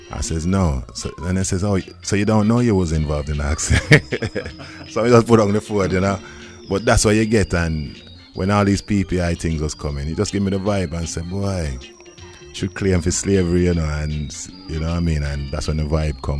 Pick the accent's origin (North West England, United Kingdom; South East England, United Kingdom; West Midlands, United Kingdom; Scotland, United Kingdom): West Midlands, United Kingdom; Wolverhampton; it's got in the passport, born in Wolverhampton